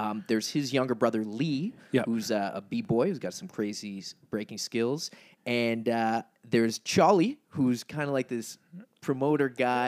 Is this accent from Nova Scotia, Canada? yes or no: yes; Nova Scotia, Canada; especially coming, like growing up in Nova Scotia where we don't have subways.